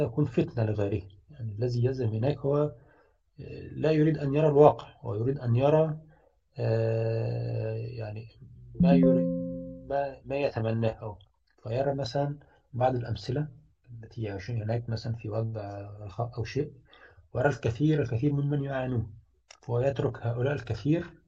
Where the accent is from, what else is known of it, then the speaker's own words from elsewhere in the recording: Egypt; moved away; also born or lived in Sweden; أنا كمهندس مصري